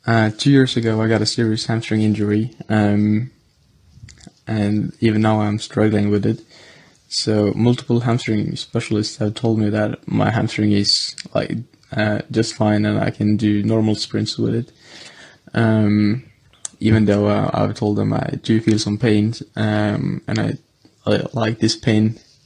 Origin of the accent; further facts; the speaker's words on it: Norway; from Norway.